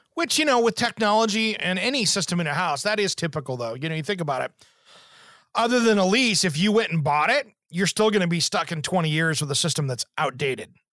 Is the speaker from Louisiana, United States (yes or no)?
no; Kennewick, Washington, United States; moved away; where I grew up in Eastern Washington, the Tri Cities, you know, Kennewick School District